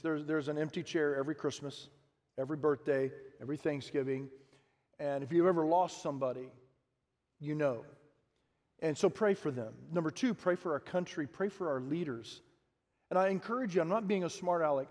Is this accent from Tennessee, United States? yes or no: no; Harlingen, Texas, United States; I grew up in the Rio Grande Valley and Harlingen.